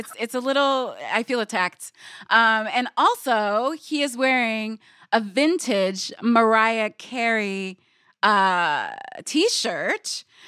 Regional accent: Guyana; I'm from Guyana

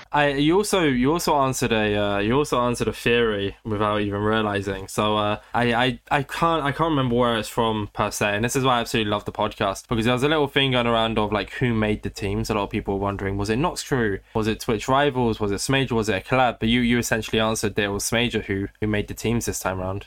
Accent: United Kingdom; I am British. I live in Britain

